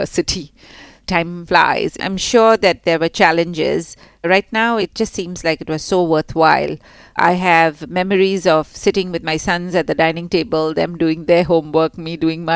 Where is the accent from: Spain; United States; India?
India; Mumbai, Maharashtra; moved away as an adult; now in Singapore; I grew up in Mumbai